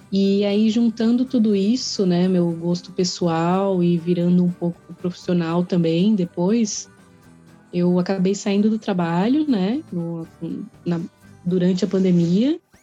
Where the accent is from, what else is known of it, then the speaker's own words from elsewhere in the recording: São Paulo, Brazil; moved away as an adult; also born or lived in Joinville; Eu sou natural de São Paulo, né? Sou paulista